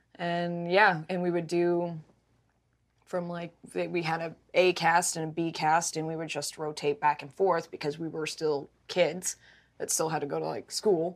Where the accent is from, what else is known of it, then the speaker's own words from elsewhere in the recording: Mount Washington, Kentucky, United States; I grew up in Kentucky